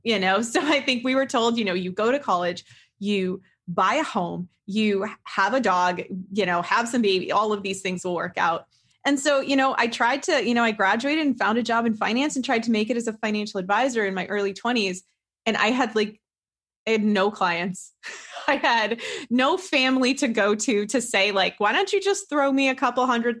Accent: Connecticut, United States; I grew up in Connecticut, and my father's self-employed

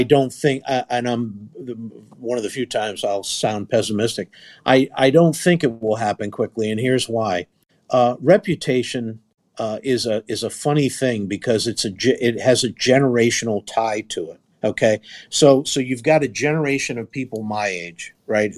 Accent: East Coast, United States; I grew up in the East Coast

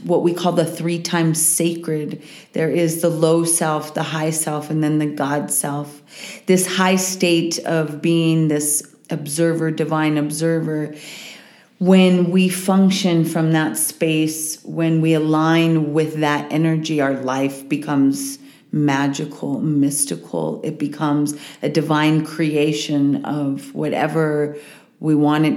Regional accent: Walsenburg, Colorado, United States; also born or lived in Boulder, Colorado; I'm from Southern Colorado, a little town called Walsenburg. It's where my family is from, many generations. I grew up for a period of time in Boulder as I was a kid, and then went to high school in Walsenburg

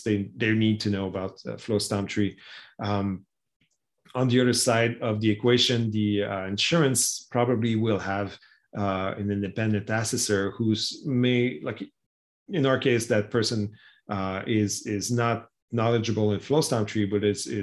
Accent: Canada; as a Canadian

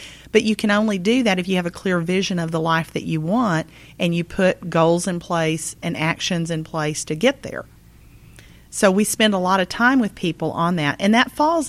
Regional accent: Texas, United States; I'm from Texas. I have on occasion.

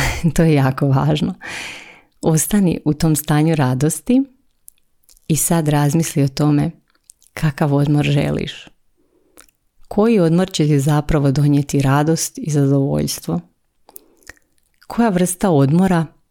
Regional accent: Croatia; tu kod nas u Hrvatskoj

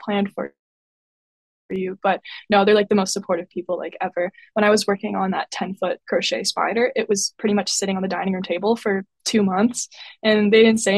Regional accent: Windsor, Ontario, Canada; also born or lived in Halifax; I grew up in Windsor, Ontario, and that's where I am right now.

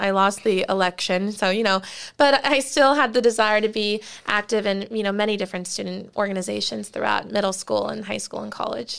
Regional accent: Plantation, Florida, United States; I grew up in Plantation, Florida, in Broward County.

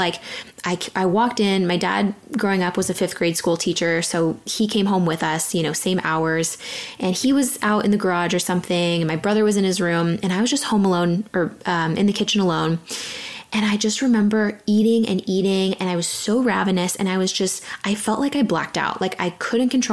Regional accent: San Diego, California, United States; I grew up in San Diego, super athletic kid, playing volleyball

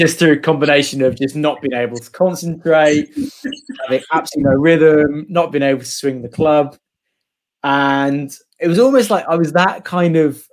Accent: Midlands, United Kingdom; moved away; I'm actually from the Midlands

